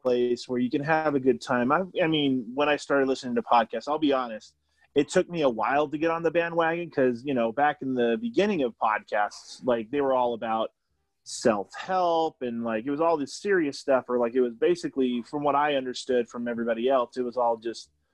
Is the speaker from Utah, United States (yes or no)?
yes; Utah, United States; We're all from Utah